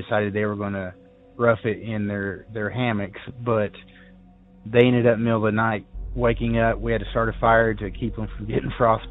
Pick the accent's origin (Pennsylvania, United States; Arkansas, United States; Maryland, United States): Arkansas, United States; Ozark Mountains of; now in Morganton, North Carolina, United States; I grew up in the Ozark Mountains of Arkansas